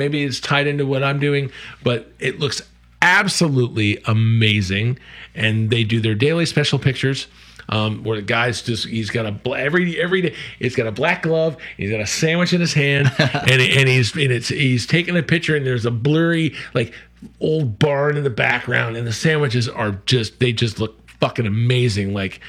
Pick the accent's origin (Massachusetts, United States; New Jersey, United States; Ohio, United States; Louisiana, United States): Massachusetts, United States; New England outside of Boston; also born or lived in Florida / the West; now in Charleston, United States; I was born and raised in New England outside of Boston, and lived out west most of my life, actually, minus Florida, whatever.